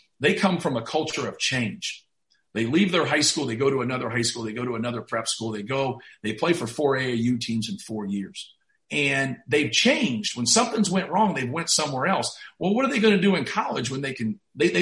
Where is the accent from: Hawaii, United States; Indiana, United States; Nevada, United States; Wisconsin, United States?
Indiana, United States; Muncie; I grew up in Muncie where Ball State was.